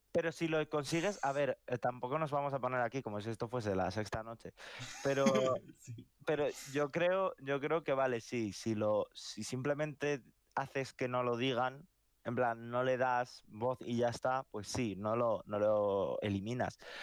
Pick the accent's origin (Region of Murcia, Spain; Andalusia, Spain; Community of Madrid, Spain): Community of Madrid, Spain; Madrid; y yo soy de Madrid